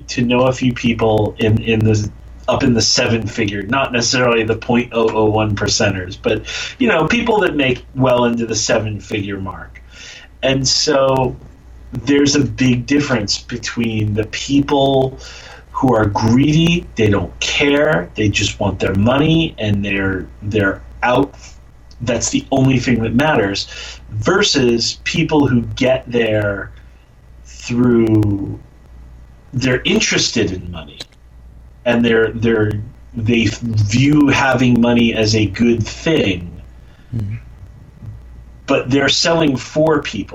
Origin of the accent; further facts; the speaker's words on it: Jackson, New Jersey, United States; I grew up in Jackson, New Jersey, in the middle of kind of nowhere